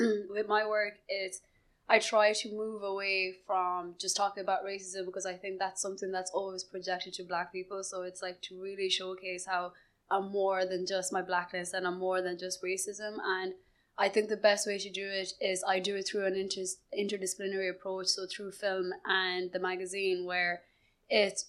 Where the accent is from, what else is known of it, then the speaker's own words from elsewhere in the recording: Carlow, Leinster, Ireland; my experiences growing up in Carlow